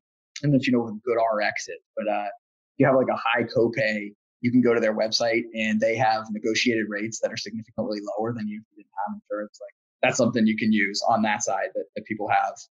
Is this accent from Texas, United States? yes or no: no; Pittsburgh, Pennsylvania, United States; I'm from Pittsburgh